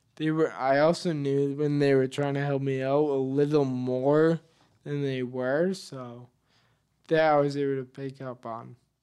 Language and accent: English; Leominster, Massachusetts, United States; I was born and raised in Leominster.